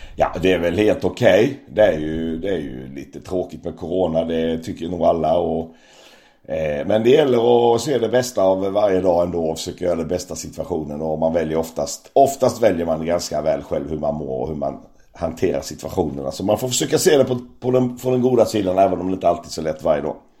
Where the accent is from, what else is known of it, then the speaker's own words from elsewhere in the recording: Växjö, Kronoberg County, Sweden; jag är ju uppvuxen i Växjö, smålänning